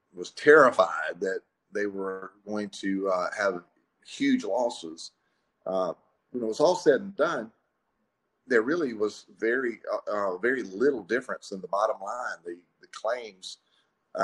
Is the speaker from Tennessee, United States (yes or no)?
no; Pascagoula, Mississippi, United States; moved away as an adult; also born or lived in Jackson, Mississippi; now in Madison, United States; I started out in life in Pascagoula. That's where I graduated from high school